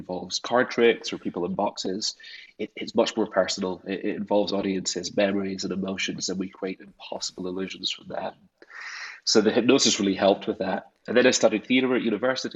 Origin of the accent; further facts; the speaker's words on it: Scotland, United Kingdom; growing up in Scotland, a place where myth and mystery is so much of its identity. And I grew up in those landscapes